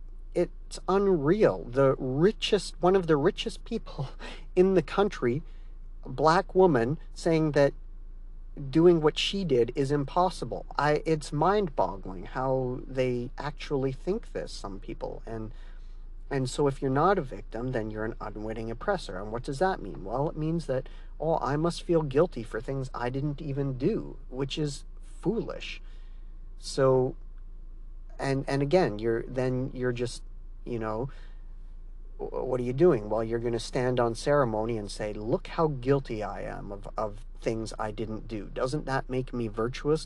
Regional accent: Canada; I'm Canadian

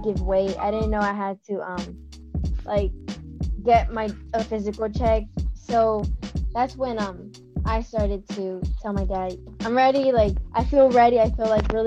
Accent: Los Angeles, California, United States; I'm from Watts, California.

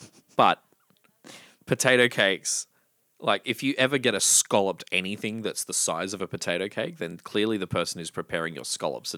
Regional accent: Victoria, Australia; I grew up in Victoria.

